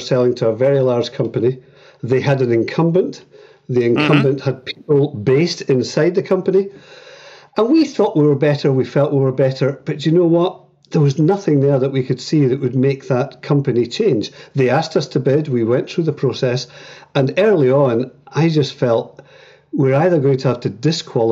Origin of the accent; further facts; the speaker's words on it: Edinburgh, Scotland, United Kingdom; moved away as an adult; now in Northern Ireland, United Kingdom; I was born in Edinburgh and lived there most of my life, but moved to Northern Ireland 12 years ago